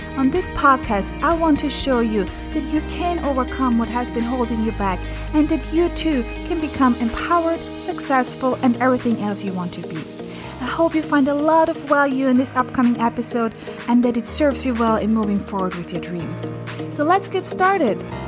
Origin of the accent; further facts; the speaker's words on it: Austria; moved away; I'm originally from Austria